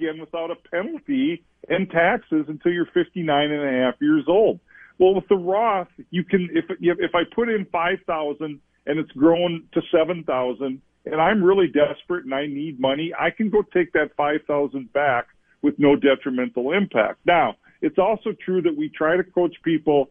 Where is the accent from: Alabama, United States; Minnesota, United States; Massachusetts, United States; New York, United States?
Minnesota, United States; Olivia; I grew up in Olivia